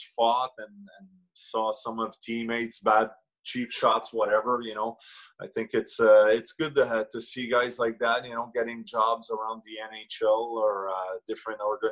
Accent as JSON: {"language": "English", "town": "Montreal", "region": "Quebec", "country": "Canada", "said": "I was a guy from Montreal"}